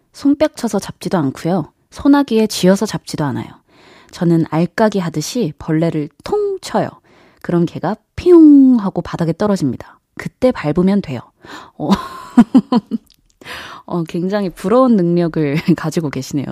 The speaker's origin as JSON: {"language": "Korean", "town": "Jeonju", "region": "North Jeolla", "country": "South Korea", "tie": "born or raised there", "moved": "yes", "said": "제가 이제 고향이 전주다 보니까 한 번씩 본가에 내려갈 때 KTX를 타고 움직이는데요"}